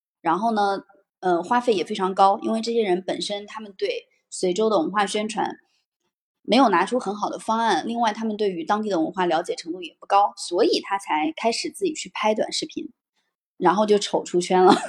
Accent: Hebi, Henan, China; moved away as an adult; now in Shanghai, China; 我所在的家乡鹤壁，其实它就是夏商时期的一个小地方

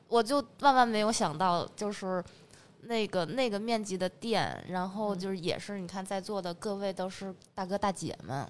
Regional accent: Northeast China, China; now in Beijing, China; 因为我东北人嘛

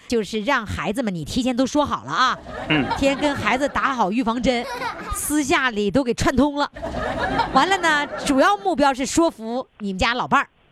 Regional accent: Dalian, Liaoning, China; accent: Dalian dialect; 我大连话，我现在大连话越来越浓了

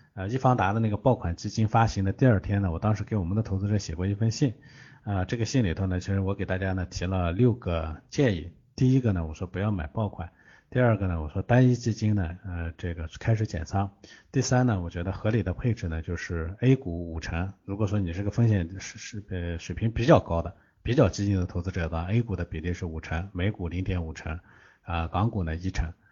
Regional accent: China; 我们中国人

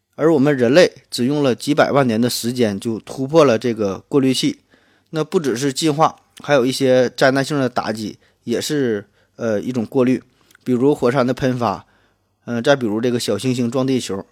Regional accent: Shenyang, Liaoning, China; accent: Northeastern; 我呢来自东北沈阳，所以听我的口音呢可能会浓重一些

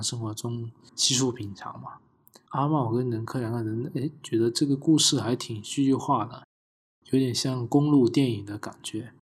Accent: Guangdong, China; 我是潮汕人啊

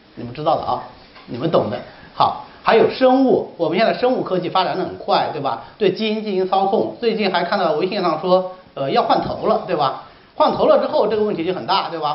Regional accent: China; 魏晋时期是我们中国人文精神的第一次解放。

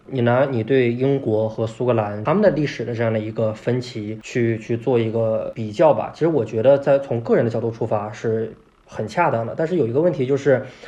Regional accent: China; 我们中国

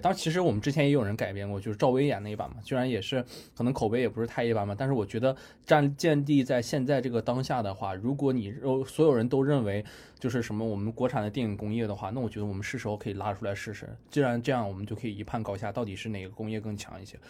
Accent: China

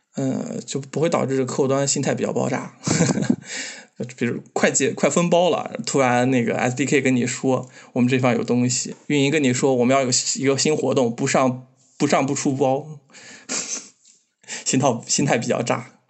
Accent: Xinjiang, China; 我是个新疆人

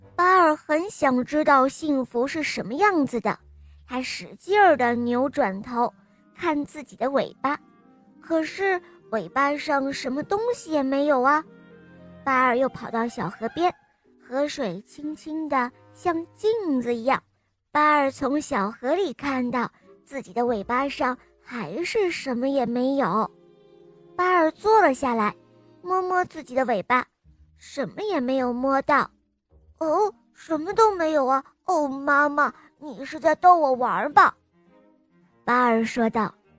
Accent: Jinzhou, Liaoning, China; 我今年四岁，我来自辽宁省锦州市

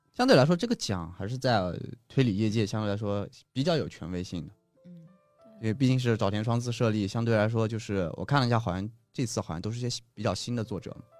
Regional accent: China; 作为一个中国人

